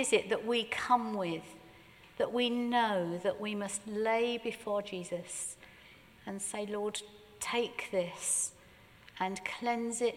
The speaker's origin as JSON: {"language": "English", "area": "Surrey", "region": "South East England", "country": "United Kingdom", "said": "we're terribly British, and more than being British, we're even Surrey."}